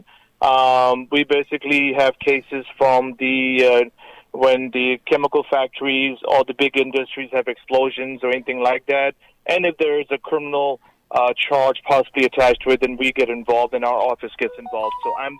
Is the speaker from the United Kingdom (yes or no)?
no; Pakistan; now in Houston, United States; Originally, I was born and raised in Pakistan.